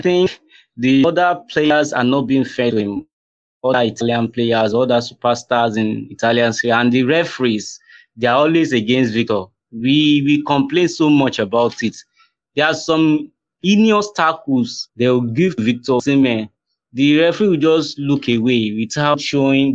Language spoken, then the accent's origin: English; Nigeria; We Nigerians